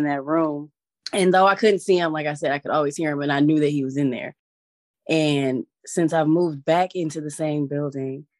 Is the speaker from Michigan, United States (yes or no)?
yes; Detroit, Michigan, United States; I grew up in the Cass Corridor, and I grew up in this part of town where it's really industrial